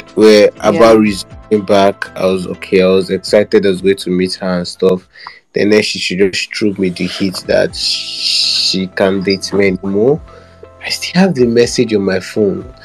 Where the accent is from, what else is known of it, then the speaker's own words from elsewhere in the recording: Abia, Nigeria; I'm from Abia State